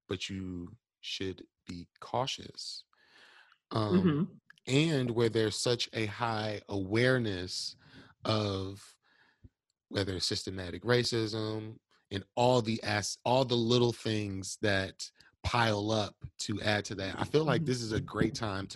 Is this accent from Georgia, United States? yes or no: no; Milwaukee, Wisconsin, United States; I'm born and raised here too